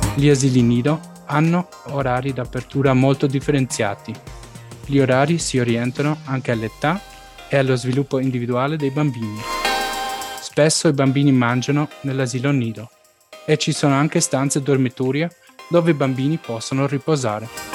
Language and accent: Italian; Stuttgart, Baden-Württemberg, Germany; sono nato e cresciuto a Stoccarda